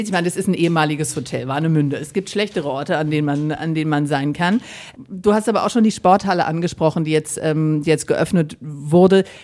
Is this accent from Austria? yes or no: no; Ukraine; German is a second language; now in Germany; Ich komme aus der Ukraine.